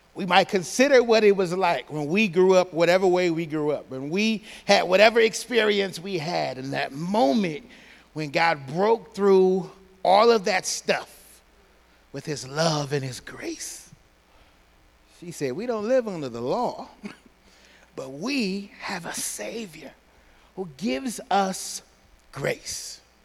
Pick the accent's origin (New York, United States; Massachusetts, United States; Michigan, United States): Michigan, United States; Pontiac; I'm from Pontiac.